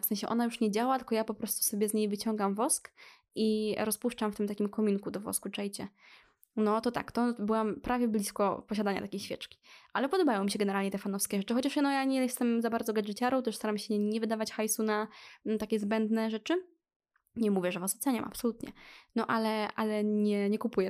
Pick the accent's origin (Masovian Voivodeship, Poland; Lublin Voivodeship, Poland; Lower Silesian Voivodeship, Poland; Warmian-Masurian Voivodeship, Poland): Lublin Voivodeship, Poland; Lublin; Jestem z Lublina